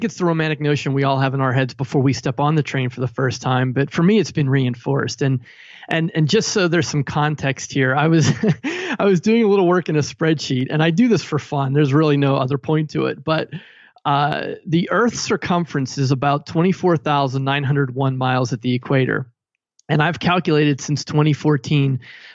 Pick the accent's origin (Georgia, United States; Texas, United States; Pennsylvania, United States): Pennsylvania, United States; Pittsburgh; moved away as an adult; also born or lived in New Jersey / New York / Tennessee; now in Cleveland, United States; I was born and raised in Pittsburgh, Pennsylvania, and I left there at age 23 and haven't lived there since